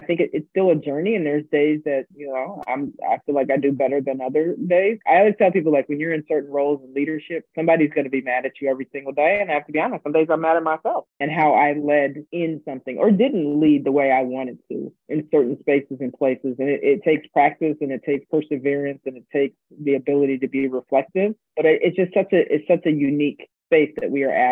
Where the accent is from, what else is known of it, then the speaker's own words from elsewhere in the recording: D.C., Virginia, United States; moved away as an adult; also born or lived in Milwaukee, Wisconsin; I grew up on the East Coast, right? So right outside Washington, D.C.